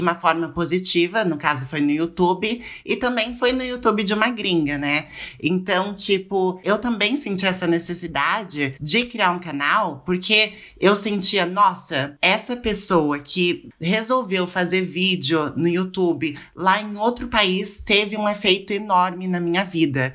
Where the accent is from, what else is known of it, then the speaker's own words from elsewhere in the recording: São Paulo, Brazil; now in Lausanne, Switzerland; Eu moro na Suíça atualmente, mas eu sou de São Paulo, da capital